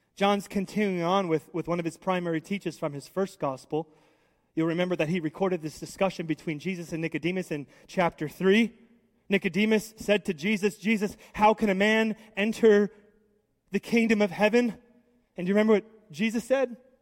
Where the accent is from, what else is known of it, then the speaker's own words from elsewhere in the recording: United States; I love being an American